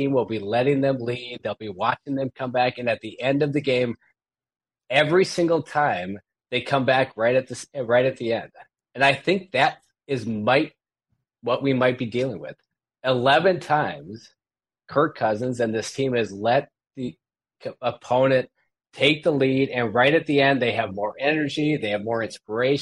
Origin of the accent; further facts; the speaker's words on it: Minnesota, United States; moved away as an adult; now in California, United States; I was born in Minnesota. 15 years ago, I moved to California